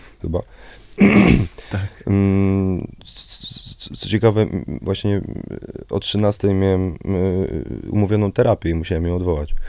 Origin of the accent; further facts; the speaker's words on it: Warsaw, Masovian Voivodeship, Poland; also born or lived in near Piaseczno; ja się urodziłem w, w Warszawie, okay. na Sadybie. Mieszkałem przez kilkanaście pierwszych lat na Sadybie